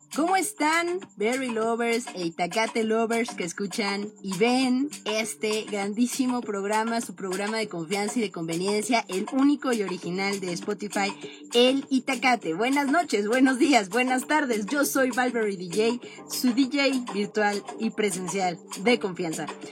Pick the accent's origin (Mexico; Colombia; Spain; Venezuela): Mexico; nosotros en México estamos en el hemisferio norte